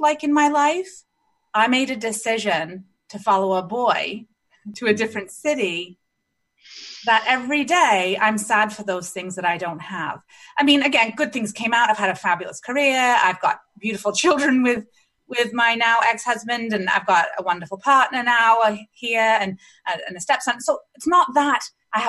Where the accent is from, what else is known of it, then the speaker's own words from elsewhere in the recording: Canada; also born or lived in England; I grew up in Canada, having moved from England when I was five